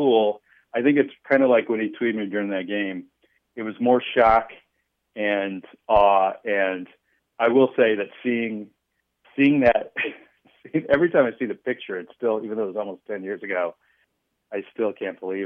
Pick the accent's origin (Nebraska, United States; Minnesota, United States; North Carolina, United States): Nebraska, United States; Omaha; also born or lived in Chicago area; now in Chicago, United States; I grew up in Omaha, huge Nebraska fan